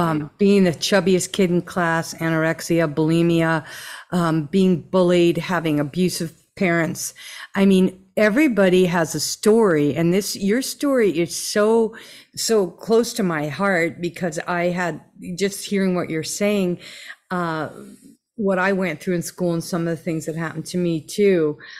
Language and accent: English; New Jersey, United States; now in Hawaii, United States; You're in my home state, New Jersey